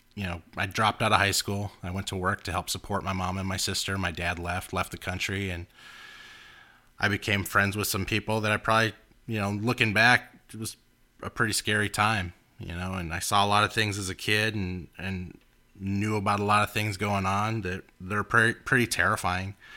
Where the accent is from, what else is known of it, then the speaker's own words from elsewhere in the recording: Los Angeles, California, United States; we grew up in Los Angeles